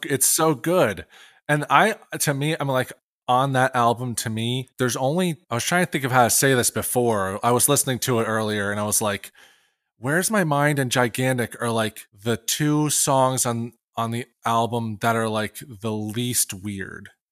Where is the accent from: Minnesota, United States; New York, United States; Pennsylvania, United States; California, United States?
Pennsylvania, United States; moved away as an adult; also born or lived in Morristown, New Jersey; I'm originally from Pennsylvania